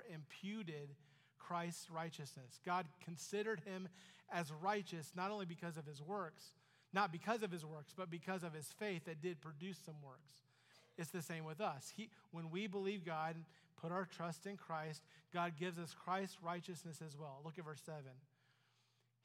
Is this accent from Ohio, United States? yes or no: yes; Ohio, United States; I'm an American. I'm an Ohioan.